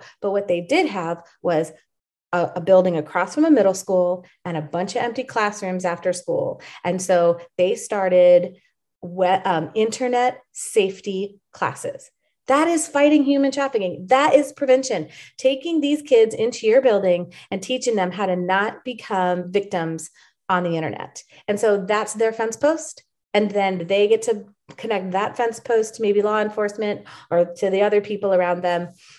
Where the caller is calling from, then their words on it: Dallas, Texas, United States; I'm calling up from Dallas, Texas, USA right now.